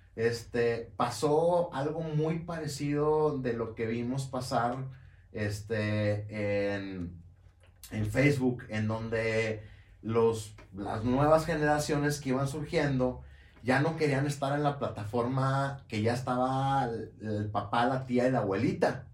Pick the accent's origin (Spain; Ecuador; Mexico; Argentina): Mexico; Monterrey, Nuevo León; haría una taquiza de carne asada, este, como buen regio